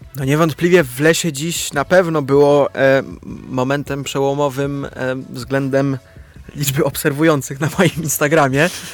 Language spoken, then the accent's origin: Polish; Łaziska Górne, Silesian Voivodeship, Poland; accent: Silesian; now in Warsaw, Poland; Łaziska, czyli moje rodzinne miasto Łaziska